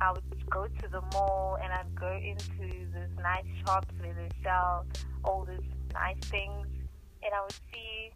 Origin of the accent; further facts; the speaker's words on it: Nelspruit, Mpumalanga, South Africa; I'm from Nelspruit